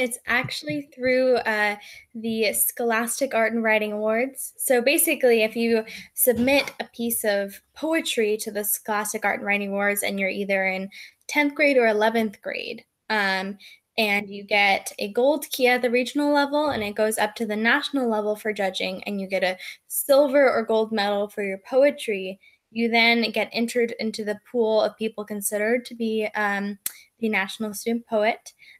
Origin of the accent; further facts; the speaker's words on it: Oregon, United States; born there; also born or lived in Mexico; now in Burlington, United States; I was born in Oregon, and then I moved to Mexico when I was only 2 months old, and I lived in Mexico for some time, and then I moved back up to Oregon and then sort of immediately moved to Burlington